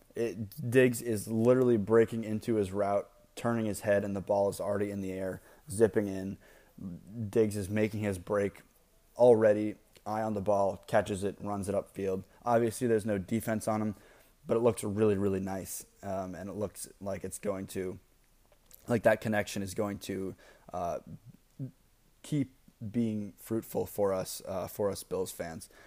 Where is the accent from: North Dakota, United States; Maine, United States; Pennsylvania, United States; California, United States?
Maine, United States; I lived, I grew up in Maine